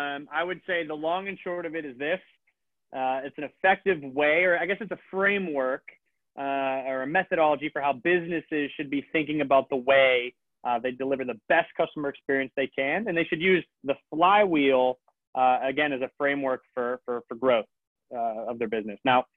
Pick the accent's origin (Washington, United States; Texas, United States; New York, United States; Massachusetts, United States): Massachusetts, United States; Boston; I'm from Boston, as you guys know.